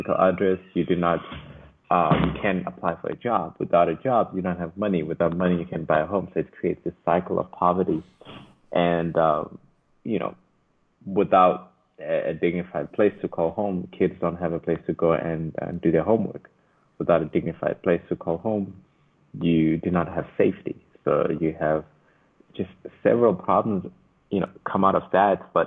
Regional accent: Durban, KwaZulu-Natal, South Africa; also born or lived in Michigan; I'm from Durban, South Africa, born and bred. I grew up in different neighborhoods

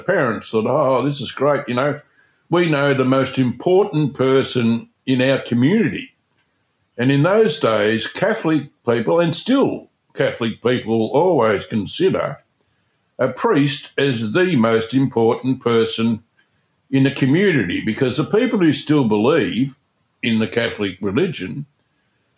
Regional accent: Hamilton, Victoria, Australia; I was born in Hamilton, went to a school called St. Mary's

